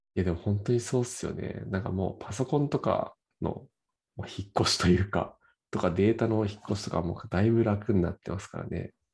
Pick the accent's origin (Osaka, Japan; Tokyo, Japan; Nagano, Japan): Nagano, Japan; 僕、長野なんですけど、出身が